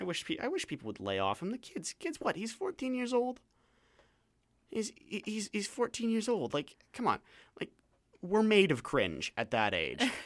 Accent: London, Ontario, Canada; now in Vancouver, Canada; I come from London, Ontario

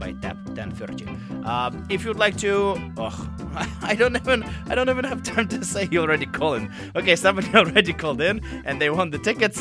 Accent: Novosibirsk, Novosibirsk Oblast, Russia; now in Vancouver, Canada; I was born in Russia, and Novosibirsk, where I'm from, is obviously my home as well, but Vancouver is home as well

